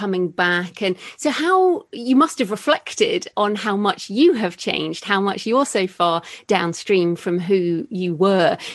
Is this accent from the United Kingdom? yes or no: yes; United Kingdom; As a European, as a Brit